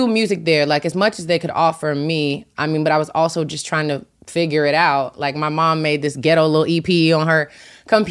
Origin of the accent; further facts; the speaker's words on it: Tennessee, United States; I'm from Tennessee